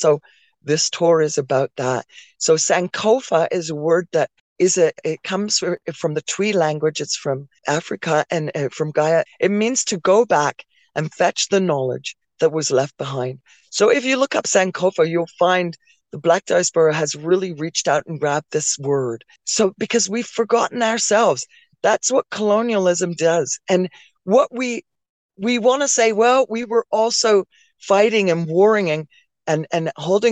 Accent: Oakville, Ontario, Canada; also born or lived in London, England; I grew up in Oakville, Ontario. I moved here from London, England in 1982. I grew up in Oakville, Ontario

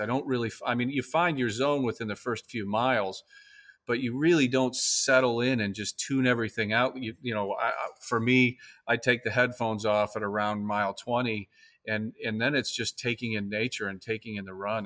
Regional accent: Key West, Florida, United States; I'm from the Keys, I'm from Key West

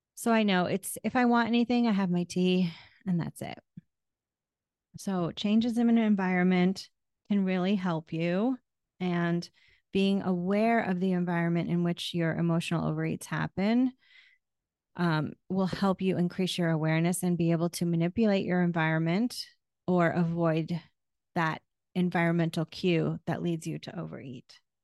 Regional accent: New England, United States; moved away; also born or lived in Florida; I grew up in New England

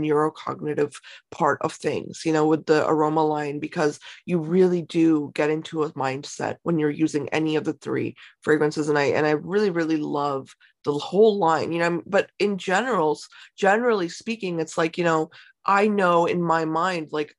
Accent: United States; as both Indian American and person, you know, that was grown up here

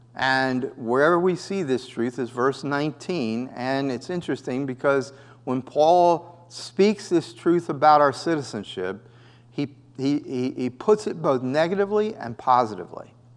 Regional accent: United States; also born or lived in Costa Rica; I was a U S citizen

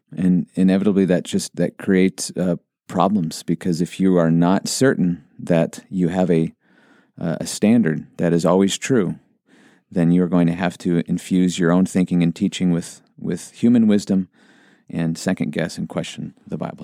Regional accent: Montana, United States; I grew up in Montana and we'd go on a lot of hikes

